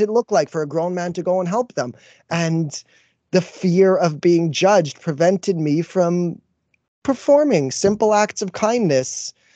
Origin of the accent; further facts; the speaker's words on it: Canada; as a Canadian